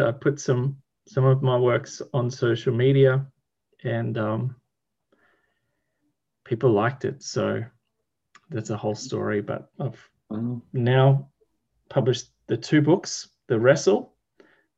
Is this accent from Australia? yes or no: yes; Sunshine Coast, Queensland, Australia; I'm from the east coast of Australia, where most of the population lives, in a state called Queensland, and in particular an area